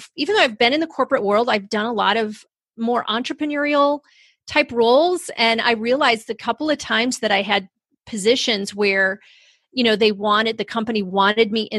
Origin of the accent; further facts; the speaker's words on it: Rochester, New York, United States; I grew up in Rochester, New York, up near Canada in the snow and the cold